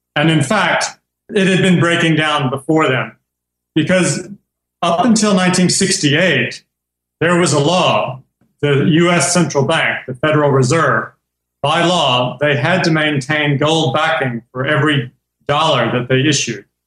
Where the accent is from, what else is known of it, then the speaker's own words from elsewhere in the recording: Kentucky, United States; moved away as an adult; also born or lived in Tennessee / Hong Kong; I'm American. I grew up in Kentucky